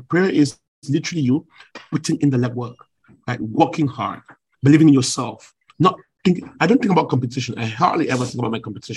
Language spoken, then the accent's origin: English; Cameroon; moved away as an adult; also born or lived in Washington / China; now in Douala, Cameroon; I was this kid from Africa.